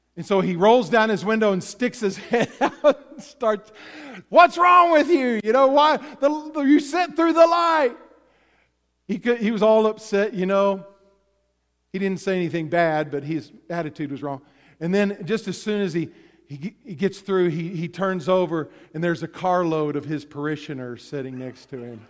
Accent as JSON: {"language": "English", "region": "Texas", "country": "United States", "tie": "born or raised there", "said": "I grew up in Texas"}